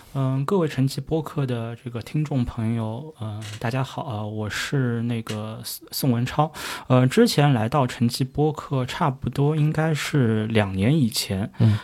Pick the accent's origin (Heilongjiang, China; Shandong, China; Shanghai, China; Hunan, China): Shanghai, China; 我们上海话